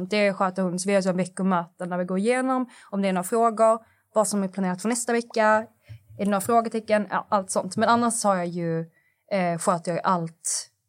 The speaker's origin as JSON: {"language": "Swedish", "region": "Skåne", "country": "Sweden", "accent": "Scanian", "said": "jag lever med han dygnet runt, så min skånska anpassar sig lite efter honom."}